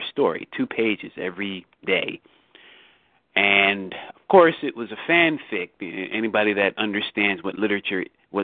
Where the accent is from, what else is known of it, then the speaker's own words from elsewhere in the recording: Philadelphia, Pennsylvania, United States; I grew up in Philadelphia, which is southeast Pennsylvania